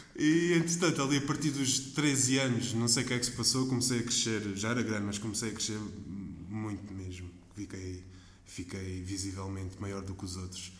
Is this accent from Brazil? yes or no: no; Tavira, Algarve, Portugal; Eu joguei 10 anos em Tavira, na... no clube da minha terra